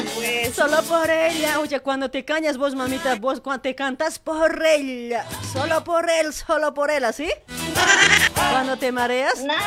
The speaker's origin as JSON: {"language": "Spanish", "country": "Bolivia", "moved": "as an adult", "lives_now": "Argentina", "said": "la gente del, del campo que venimos de allá de Bolivia"}